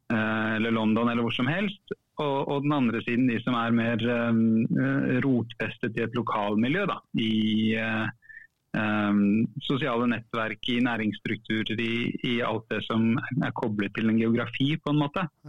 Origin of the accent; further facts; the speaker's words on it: Oslo, Norway; jeg er fra Furuset i Oslo. Mm. Um, vokste opp